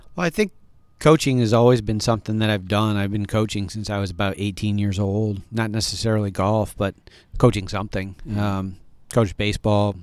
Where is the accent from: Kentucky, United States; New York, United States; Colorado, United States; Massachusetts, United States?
New York, United States; near Ithaca, Elmira area, upstate; moved away; grew up in a very small high school in rural upstate New York